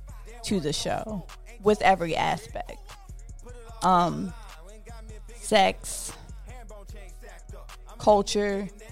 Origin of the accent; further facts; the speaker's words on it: Baltimore, Maryland, United States; I am from Baltimore, Maryland. I grew up in the county.